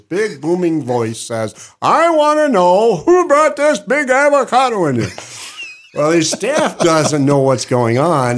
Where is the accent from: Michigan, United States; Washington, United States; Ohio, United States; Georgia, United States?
Michigan, United States; Upper Peninsula; moved away as an adult; now in Cookeville, United States; I have six acres where I grew up in the Upper Peninsula, Michigan.